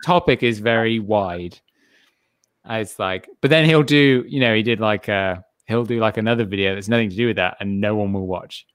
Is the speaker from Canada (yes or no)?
no; England, United Kingdom; I'm English